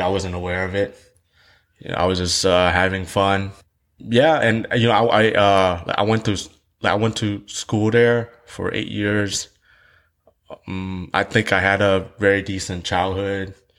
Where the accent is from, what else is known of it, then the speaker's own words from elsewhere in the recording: Houston, Texas, United States; English is a second language; also born or lived in Saigon, Vietnam; I grew up in Vietnam for eight years of my life. I, I grew up in a place called District Two. And in Vietnam, um, I, I, I live in the South Vietnam. I live in Saigon